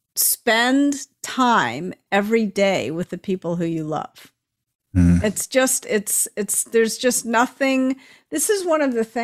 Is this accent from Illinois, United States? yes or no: no; Memphis, Tennessee, United States; now in California, United States; I grew up in Memphis and I live in California